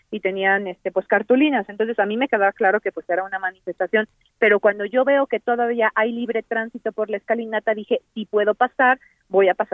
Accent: Cuauhtémoc, Mexico City, Mexico; yo soy de Cuauhtémoc

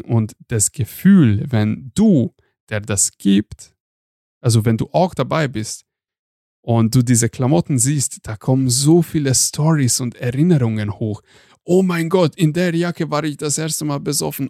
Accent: Hungary; moved away; ich komme aus Ungarn

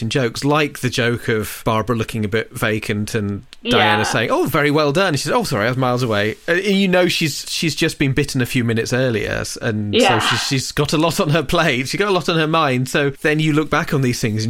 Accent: Lincolnshire, East Midlands, United Kingdom; I grew up in Lincolnshire, spending a lot of my childhood staying out of the way of farmers whilst trespassing

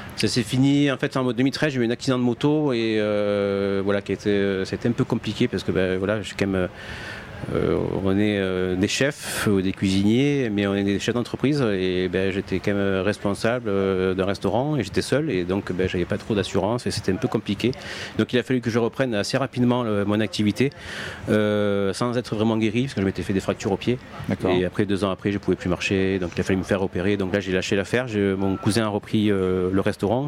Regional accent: Martigues, Provence-Alpes-Côte d'Azur, France; je suis pas de Marseille, hein, je suis de Martigues, donc petite ville de province

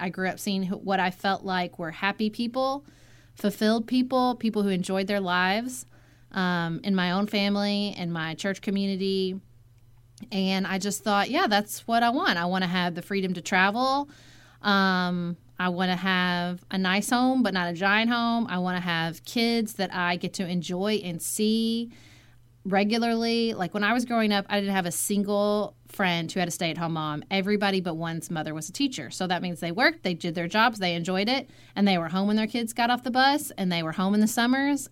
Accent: Paducah, Kentucky, United States; moved away as an adult; also born or lived in Washington, D.C.; my hometown of Paducah, Kentucky, which is I grew up

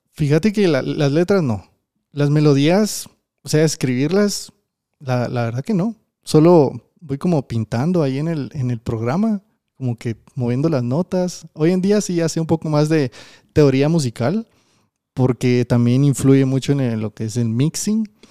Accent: Guatemala; yo también soy de Guate

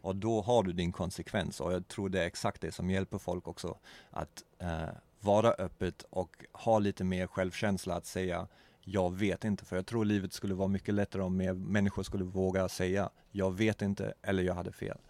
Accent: Germany; Swedish is a second language; moved away; also born or lived in Eksjö, Sweden / Vimmerby, Sweden / Hamburg, Germany / Berlin, Germany; jag är uppvuxen och född bakom muren

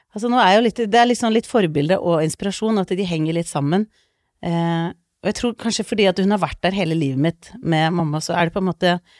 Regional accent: Lommedalen, Akershus, Norway; also born or lived in Iceland; Jeg er født på Island, eh, flytta til Norge da jeg var to, og vokste opp mesteparten i Lommedalen.

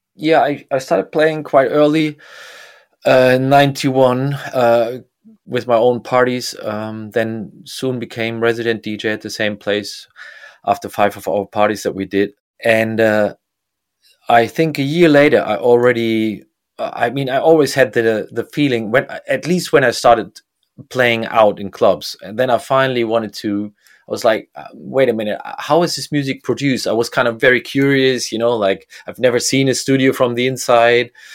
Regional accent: Bremen, Germany; I grew up in Bremen

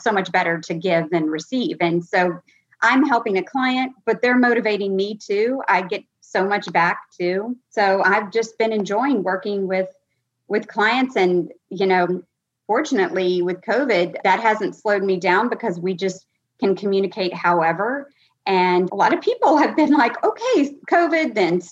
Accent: Louisiana, United States; also born or lived in New Jersey / Texas; I am in Louisiana. And other than living in New Jersey for a year and Texas for about 5 years, I've been in Louisiana.

